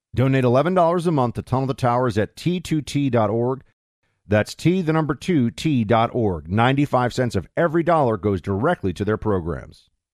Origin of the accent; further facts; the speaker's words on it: New York, United States; I'm from New York